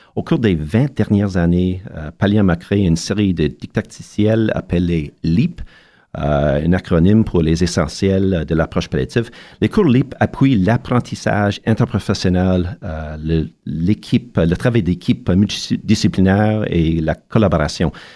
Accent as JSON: {"language": "French", "town": "Montreal", "region": "Quebec", "country": "Canada", "tie": "born or raised there", "said": "mon enfance à Montréal"}